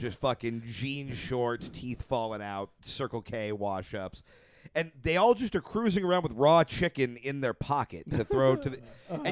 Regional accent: La Palma, California, United States; I'm from La Palma too

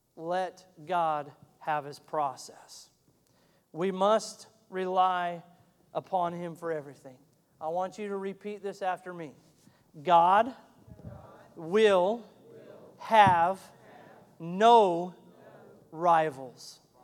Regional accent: Montana, United States; moved away; I'm from Montana originally, and I love fly fishing and we have a world class trout stream that runs right through my hometown

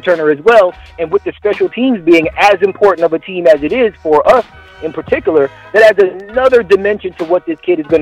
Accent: California, United States; I grew up in Cali, and I spent a lot of time there

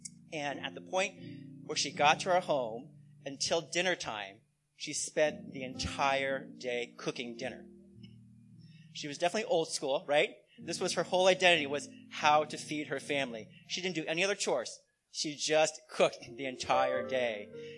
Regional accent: United States; Well, I'm Chinese American, and in Chinese culture, eating good food is really important.

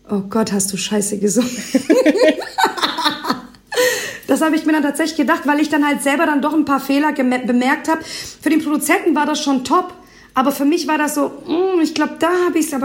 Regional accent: Albania; born there; first language Albanian; German is a second language; weil ich ja doch gebürtige Albanerin bin und mir gedacht habe, hey, wieso machst du eigentlich nicht was Neues und mischt quasi deine Sprache in deinem, lässt deine, die Sprache in deine Musik mit einfließen.

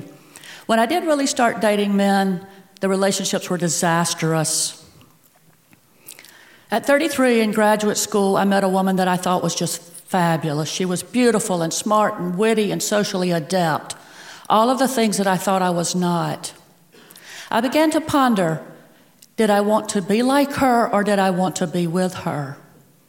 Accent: the Bible Belt, the South, United States; accent: Southern; I was born and raised in what I call the Bible and bigotry belt

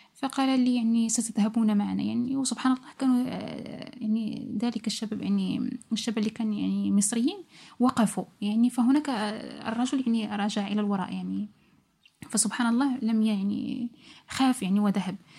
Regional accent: Morocco; moved away; also born or lived in Italy; كمغاربة لأن أكثر إحنا نحن أكثر جالية هناك في إيطاليا

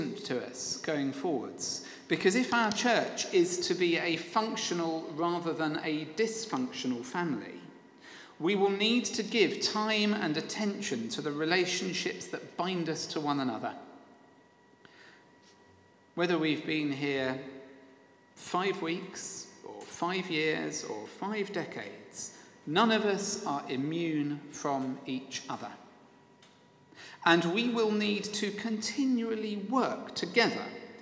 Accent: Sevenoaks, South East England, United Kingdom; the former rector of my hometown Sevenoaks

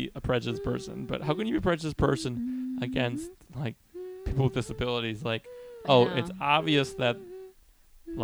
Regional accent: Chicago, Illinois, United States; I'm from Chicago

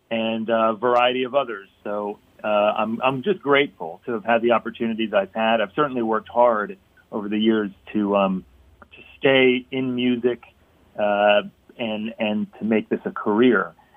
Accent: Philadelphia, Pennsylvania, United States; I discovered as a youth growing up in Philly

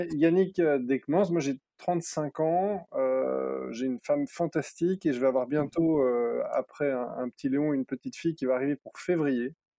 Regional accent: Brussels, Brussels-Capital Region, Belgium; J'ai grandi à Bruxelles

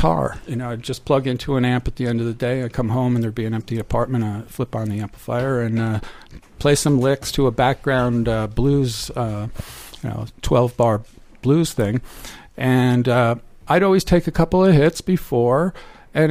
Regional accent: United States; I'm an American

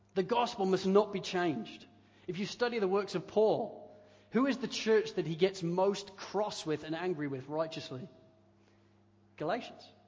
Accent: United Kingdom; growing up in the United Kingdom

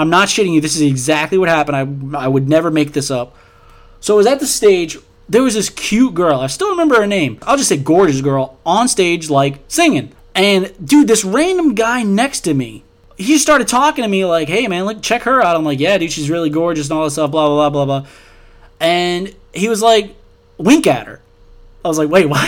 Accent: New Orleans, Louisiana, United States; also born or lived in Baton Rouge, Louisiana; I'm from New Orleans, and I went to school in Baton Rouge, and I lived in Baton Rouge for 8 years

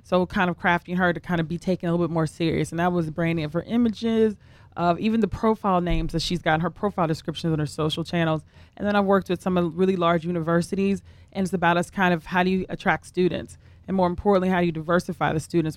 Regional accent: the South, United States; I'm from the South as well

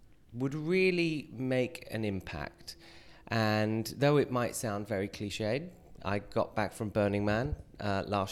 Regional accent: United Kingdom; moved away as an adult; now in New York, United States; I'm British, but I've lived in New York and the States for 20 years

